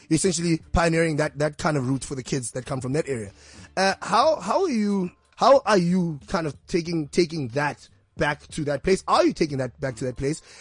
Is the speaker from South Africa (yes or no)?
yes; Soweto, Gauteng, South Africa; I'm from Meadowlands Zone Nine, end of fireman nine.